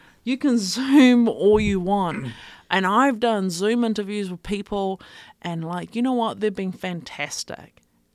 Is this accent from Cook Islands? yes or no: yes; Avarua, Cook Islands; majority of my life, we grew up in Rarotonga